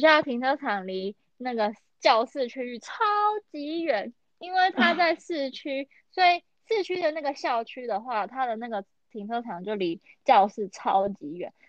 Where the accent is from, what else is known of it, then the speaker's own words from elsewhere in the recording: northern Taiwan, Taiwan; 我是北部人，所以我真的脱离不了捷运